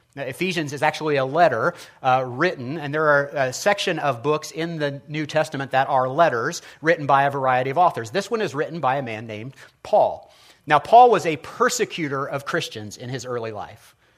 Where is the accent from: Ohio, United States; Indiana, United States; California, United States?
Indiana, United States; Indianapolis; I'm from Ben Davis High School. We had the Giants